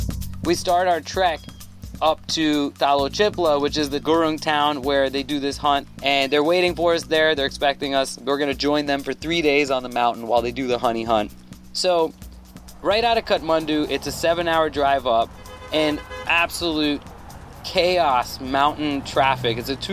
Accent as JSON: {"language": "English", "country": "Thailand", "tie": "born or raised there", "said": "I grew up in Thailand around a lot of Nepali people"}